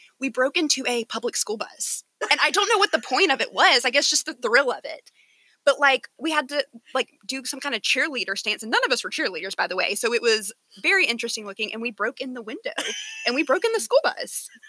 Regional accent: Monroe, Georgia, United States; I like to work at the coffee shop in my hometown.

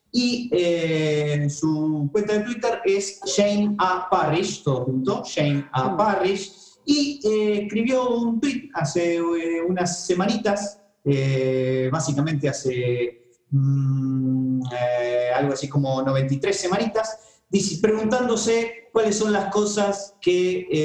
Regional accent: Argentina; soy argentino, soy latinoamericano

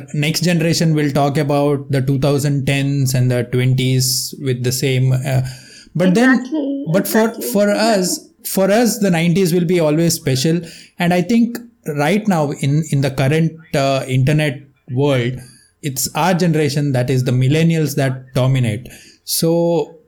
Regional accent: Karnataka, India; I am from Karnataka. It's a state in South India.

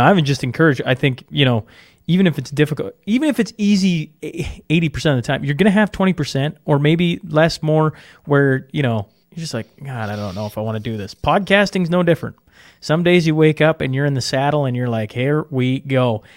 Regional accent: Canada; as a Canadian

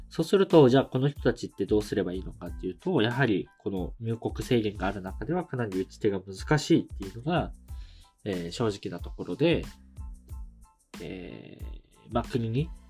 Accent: Japan; 日本人の僕らにあまり馴染みはないんですけど

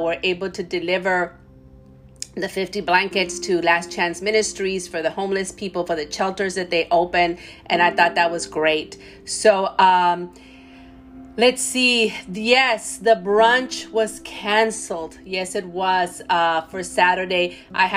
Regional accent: Laredo, Texas, United States; moved away as an adult; now in San Antonio, United States; I'm not from San Antonio. I'm from Laredo, Texas, born and raised.

